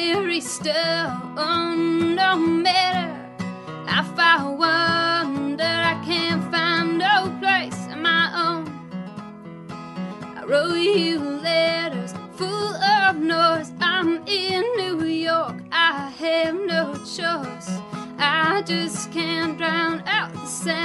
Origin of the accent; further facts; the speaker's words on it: Calgary, Alberta, Canada; now in Vancouver, Canada; I actually grew up in Alberta